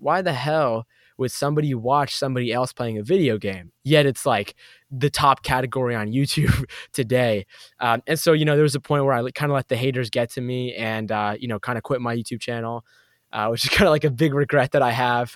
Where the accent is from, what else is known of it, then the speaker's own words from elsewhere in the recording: Boston, Massachusetts, United States; I grew up in Boston, Massachusetts, East Coast